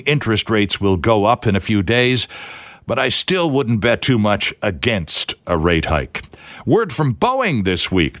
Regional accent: Toronto, Ontario, Canada; now in Vancouver, Canada; I grew up in Toronto listening to him read the sports every day at noon

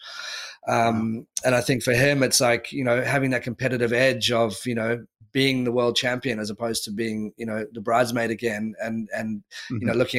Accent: London, United Kingdom; growing up in London as a young single guy

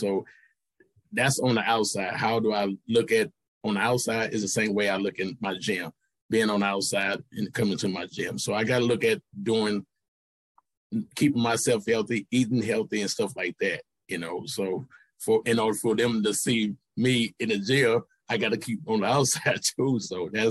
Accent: St. Louis, Missouri, United States; I grew up in St. Louis

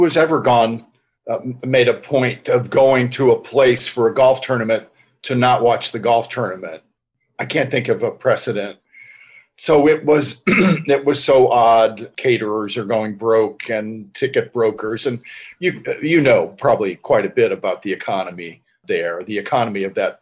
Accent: Northern Ohio, United States; also born or lived in near Boston, Massachusetts; I grew up in the Northeast in near Boston, and then later in Northern Ohio.

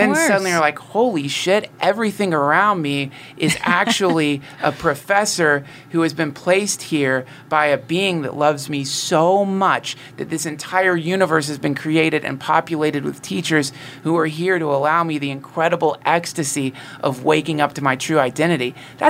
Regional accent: North Carolina, United States; Well, I'm from North Carolina, and my family traveled around a bunch, and my mom was into this stuff

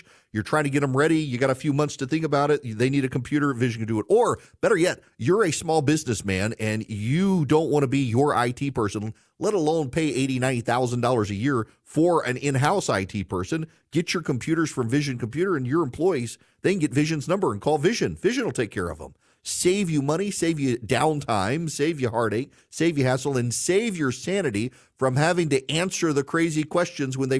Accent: Louisiana, United States; moved away; I grew up in Louisiana

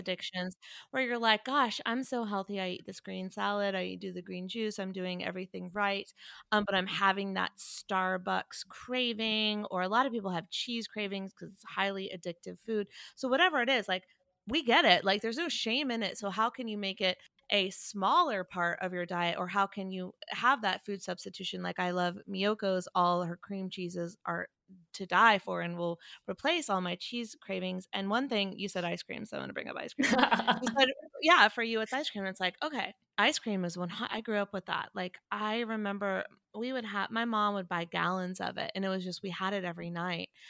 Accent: Chapel Hill, North Carolina, United States; also born or lived in Wilmington; I'm from North Carolina, but in Chapel Hill, we didn't say y'all until I went to college.

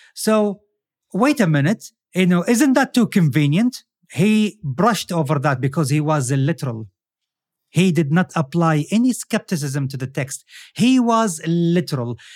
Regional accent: Saudi Arabia; I'm from Saudi Arabia

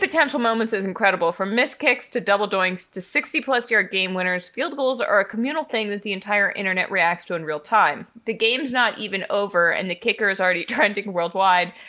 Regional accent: outside of Boston, Massachusetts, United States; now in New York, United States; growing up in Boston or outside of Boston

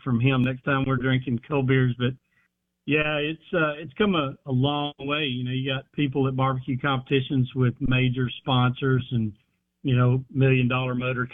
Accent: Columbus, Mississippi, United States; also born or lived in Houston, Texas; Growing up in Columbus, Mississippi, I was 10.

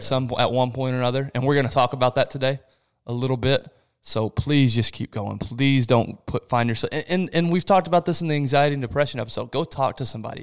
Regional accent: Rio de Janeiro, Brazil; moved away; I was born in Rio de Janeiro, Brazil, which is one of the biggest cities in the world

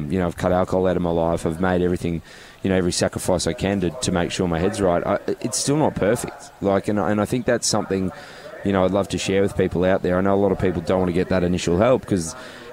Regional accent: Goondiwindi, Queensland, Australia; I grew up in Gundawindi, a small country town

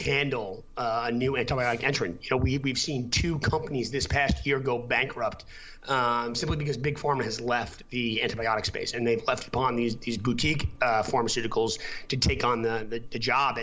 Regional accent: United States; moved away; also born or lived in Boston; I'm from New York originally

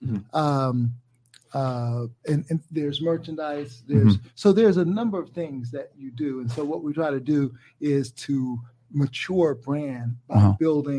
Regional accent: South Carolina, United States; I'm from South Carolina, right?

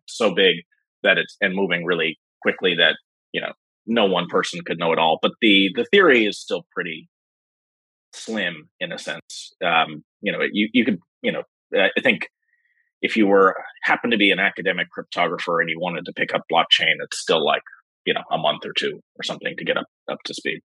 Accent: New York City, New York, United States; also born or lived in Berkeley, California; I'm from New York City

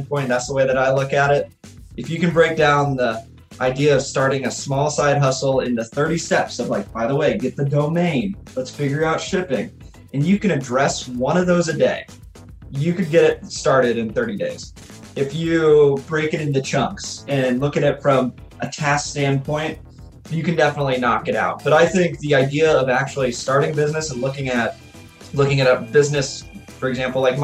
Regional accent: Alaska, United States; now in Cookeville, United States; being a hockey player growing up in Alaska

